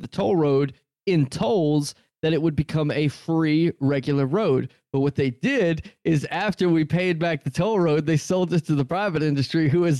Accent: United States; I'm an American.

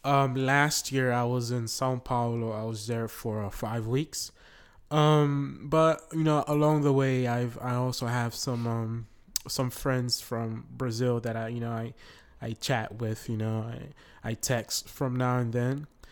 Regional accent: Haiti; now in Florida, United States; I am originally from Haiti. I live in the United States, uh, Florida.

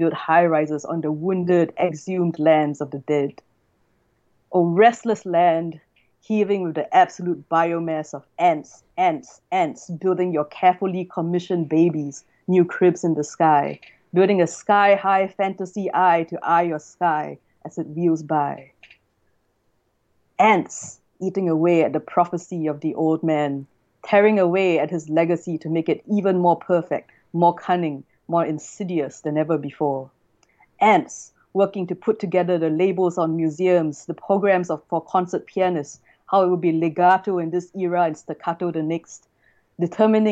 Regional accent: Singapore; moved away as an adult; also born or lived in China; now in Australia; Singapore, which is my hometown.

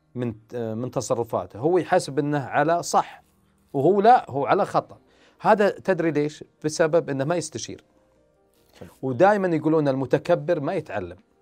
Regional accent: Saudi Arabia; عندنا في السعوديه

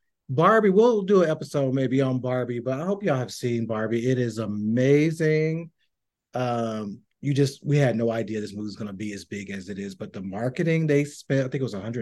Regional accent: Tennessee, United States; I'm from Tennessee, from Swamp, all

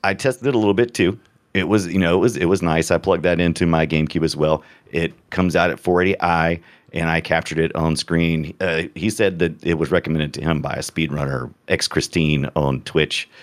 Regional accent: United States; I'm an American

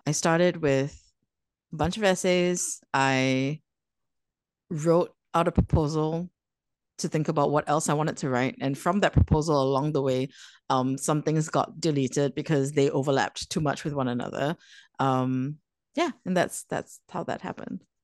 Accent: Singapore; growing up in Singapore, living in Singapore

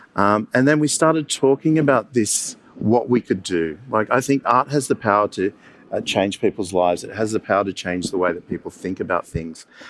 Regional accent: Campbelltown, New South Wales, Australia; I grew up in Campbelltown

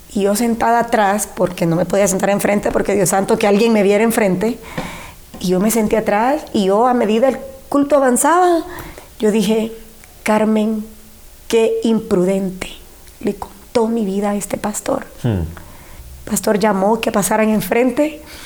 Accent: San Pedro Sula, Cortés, Honduras; born or raised there; also born or lived in Siguatepeque, Comayagua / Yoro

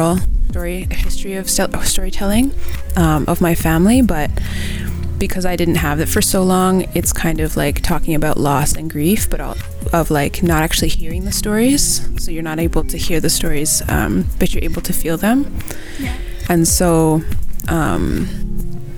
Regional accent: Markham, Ontario, Canada; I grew up just outside of Toronto, a place called Markham

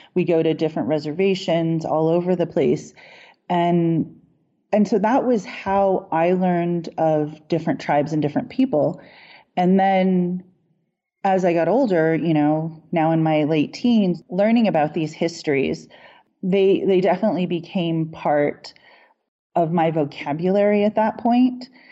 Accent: Lawrence, Kansas, United States; also born or lived in Taos, New Mexico / New Hampshire; now in Boulder, United States; when I growing up in Lawrence, Kansas, I was native in a predominantly white community. And then when I moved to New Mexico and we lived in Taos

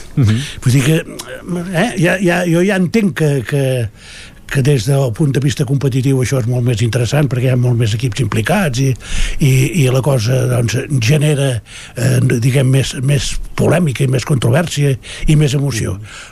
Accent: Catalonia, Spain; com a català

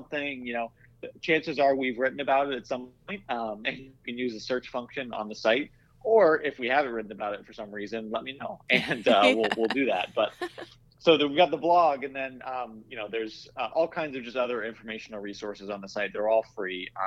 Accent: Iowa, United States; I grew up in Iowa

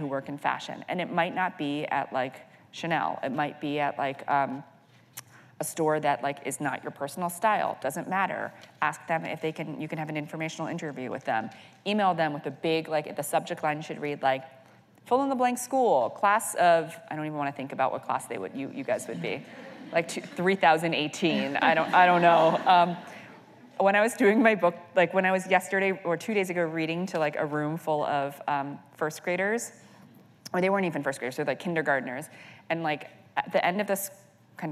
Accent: New York, United States; I'm a first-generation American. I grew up here in New York

